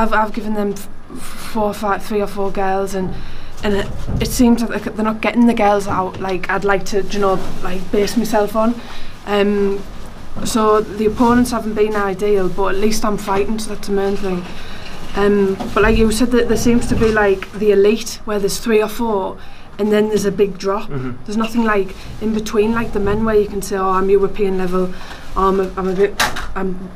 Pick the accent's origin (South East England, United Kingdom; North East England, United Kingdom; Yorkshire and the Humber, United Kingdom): North East England, United Kingdom; Hartlepool; I am from the northeast, but I'm from Hartlepool